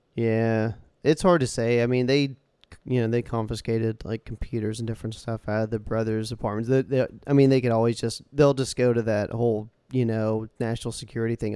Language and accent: English; United States; We're American